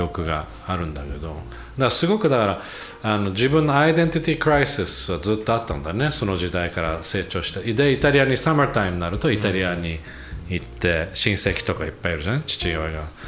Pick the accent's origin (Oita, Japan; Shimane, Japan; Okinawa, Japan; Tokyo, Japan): Tokyo, Japan; 東京生まれな中野生まれで I grew up